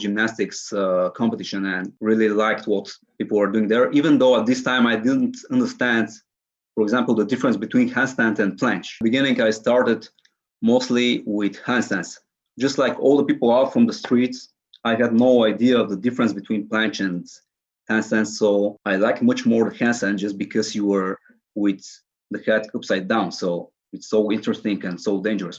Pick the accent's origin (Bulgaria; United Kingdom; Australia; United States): Bulgaria; Sofia, Sofia City; I'm currently 21 years old and I'm from Sofia, Bulgaria